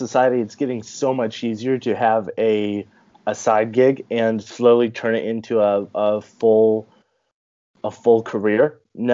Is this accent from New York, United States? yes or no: no; California, United States; I'm an author from California. I was born and raised in a pretty small town way out in the mountains.